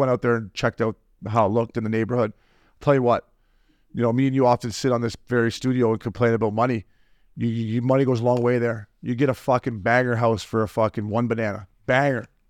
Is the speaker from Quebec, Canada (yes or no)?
no; Port Hope, Ontario, Canada; My hometown is probably worse than Wichita, no, no disrespect to Port Hope